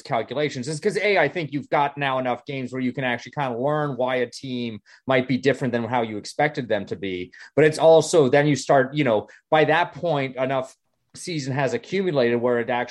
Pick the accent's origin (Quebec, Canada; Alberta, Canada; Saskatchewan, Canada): Alberta, Canada; Calgary; my hometown Calgary